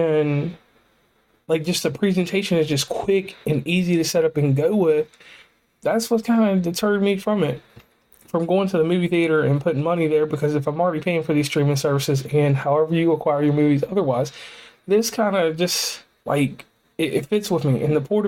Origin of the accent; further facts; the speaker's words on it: West Virginia, United States; So once again … from West Virginia and Commonplace, and I am signing off.